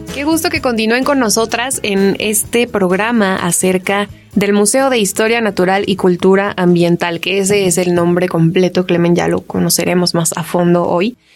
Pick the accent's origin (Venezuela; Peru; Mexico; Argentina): Mexico; nosotras y nosotros como mexicanos